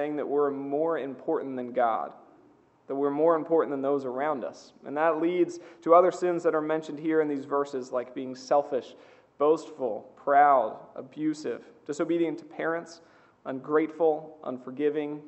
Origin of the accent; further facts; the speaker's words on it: Seaford, Delaware, United States; I grew up outside of Seaford